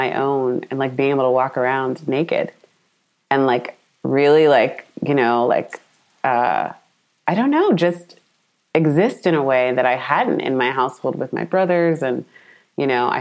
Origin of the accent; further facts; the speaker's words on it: United States; my family and cousins in Ghana, and then me being American